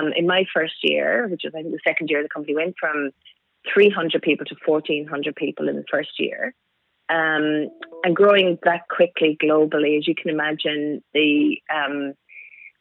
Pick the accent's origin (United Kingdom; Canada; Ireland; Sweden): Ireland; Cork, Munster; moved away; I was born in Ireland, in Cork, so way down the southern tip of Ireland.